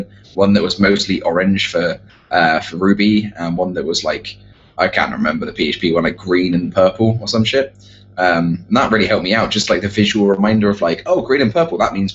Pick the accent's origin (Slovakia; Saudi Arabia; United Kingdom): United Kingdom; England; moved away as an adult; now in United States; I'm back in the UK in general, and I'm back in my hometown